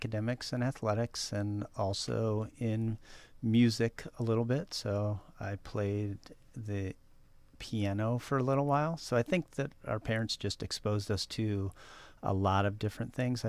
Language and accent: English; Bridgewater, New Jersey, United States; I grew up in New Jersey. A small town called Bridgewater, New Jersey, northern central New Jersey